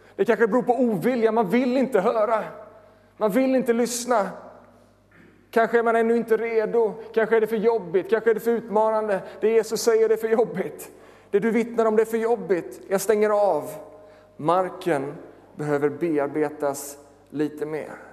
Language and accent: Swedish; Sweden; Jag är född i Småland